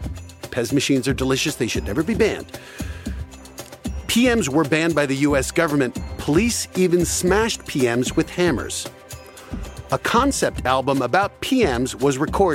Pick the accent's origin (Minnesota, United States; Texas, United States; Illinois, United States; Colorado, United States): Colorado, United States; Cherry Hills Village; also born or lived in New Jersey; my hometown of Cherry Hills Village